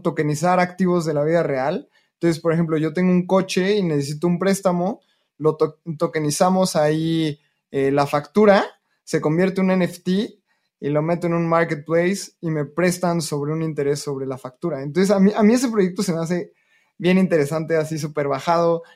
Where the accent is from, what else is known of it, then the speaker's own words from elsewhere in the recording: Mexico; nací en México